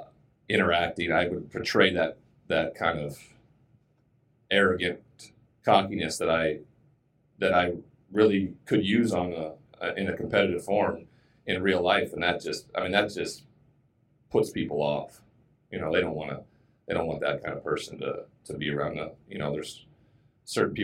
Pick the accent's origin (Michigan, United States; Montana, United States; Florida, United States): Montana, United States; moved away as an adult; I grew up in Montana where there's this just amazing cowboy culture